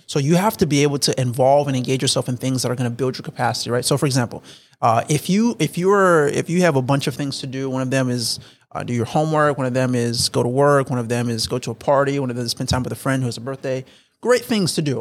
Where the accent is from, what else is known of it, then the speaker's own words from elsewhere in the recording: South Florida, United States; moved away; I was raised in South Florida. I, I, I moved up to North Florida.